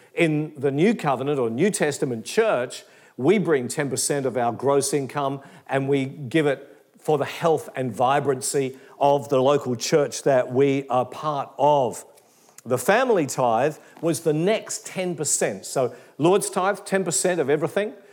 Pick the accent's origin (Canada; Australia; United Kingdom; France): Australia; Perth, Western Australia; moved away as an adult; also born or lived in Geraldton / Katoomba; now in Melbourne, Australia; I was raised in Perth in Western Australia